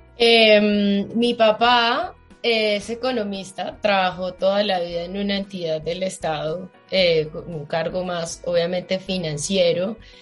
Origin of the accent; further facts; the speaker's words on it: Manizales, Caldas, Colombia; moved away as an adult; now in Bogotá, Colombia; no soy de Bogotá, soy de Manizales